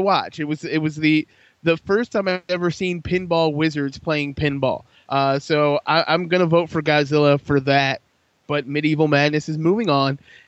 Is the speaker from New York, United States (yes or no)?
no; Detroit, Michigan, United States